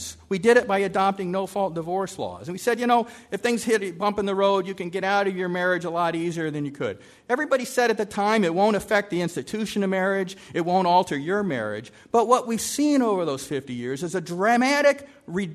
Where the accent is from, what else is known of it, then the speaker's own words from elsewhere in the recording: California, United States; I'm from California